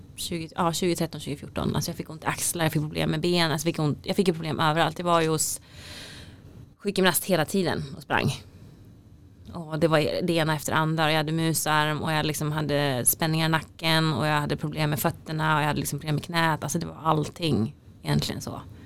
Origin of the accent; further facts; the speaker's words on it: Falun, Dalarna County, Sweden; moved away as an adult; also born or lived in South Korea / Uppsala; har jag vuxit upp i, i Falun